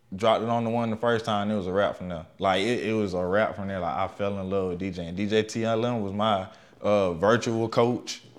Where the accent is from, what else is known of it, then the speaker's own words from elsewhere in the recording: Macon, Georgia, United States; I'm from Macon too, y'all. Just, yeah, we all from Macon